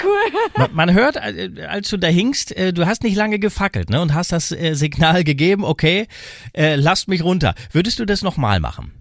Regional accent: Rhineland, Germany; bei uns im Rheinland

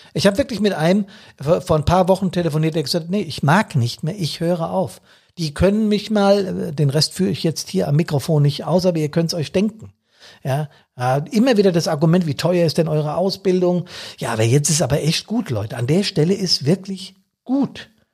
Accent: Bad Soden, Hesse, Germany; in Bad Soden, hier in meiner Heimatstadt

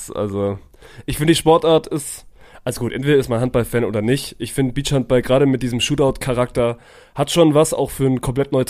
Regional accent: Kiel, Schleswig-Holstein, Germany; beleidigt mich als Kieler

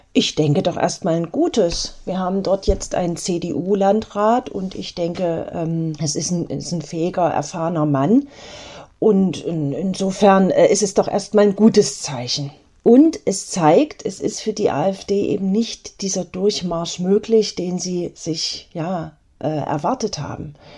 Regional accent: Eisenach, Thuringia, Germany; in meiner Heimatstadt Eisenach

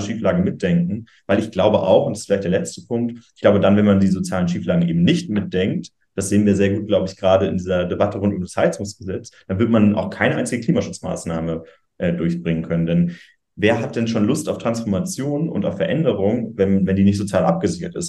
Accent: Schleswig-Holstein, Germany; ich komme aus Schleswig-Holstein

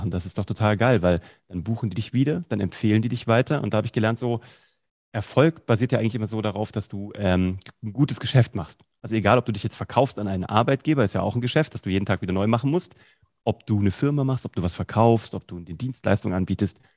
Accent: Vellmar, Hesse, Germany; in so einem Jugendprojekt in Kassel, wo ich herkomme, eigentlich in Fellmer, in der Stadt Fellmer.

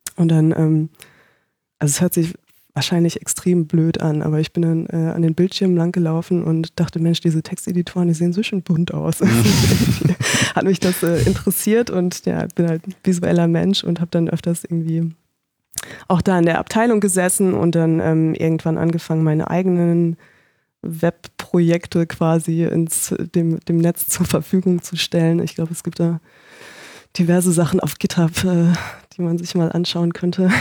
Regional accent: Paderborn, North Rhine-Westphalia, Germany; moved away as an adult; also born or lived in Konstanz; now in Berlin, Germany; ich komme aus Paderborn

